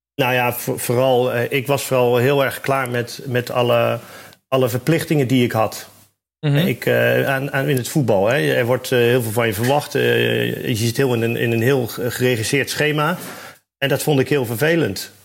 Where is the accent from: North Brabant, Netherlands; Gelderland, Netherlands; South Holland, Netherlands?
South Holland, Netherlands; Rotterdam; Ik kom uit Rotterdam